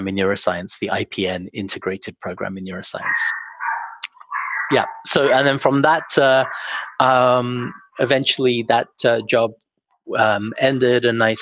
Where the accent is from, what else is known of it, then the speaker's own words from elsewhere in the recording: England, United Kingdom; moved away as an adult; also born or lived in Heidelberg, Germany; now in Montreal, Canada; I grew up in England and did my undergraduate at Cambridge